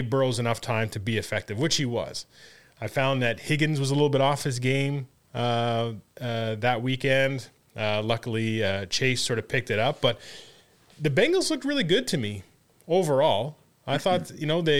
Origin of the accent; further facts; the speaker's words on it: Canada; also born or lived in Colgate (US, university); I'm Canadian.